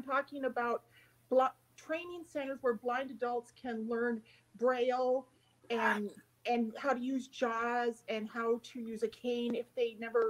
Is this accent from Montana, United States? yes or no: yes; North Central Montana, United States; I actually grew up close to Canada. I grew up on the High Line on Highway 2 in North Central Montana, just 99 miles south of the Canadian border.